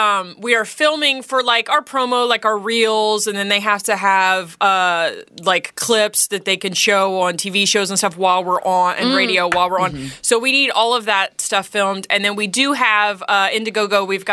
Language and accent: English; Portland, Oregon, United States; now in Philadelphia, United States; I'm originally from Portland. I've lived my whole life between Philly and Portland.